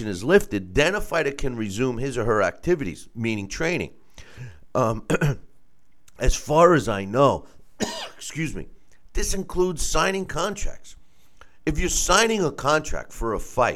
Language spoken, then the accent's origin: English; New York, United States; the most reputable state that I was licensed in happens to be my home state of New York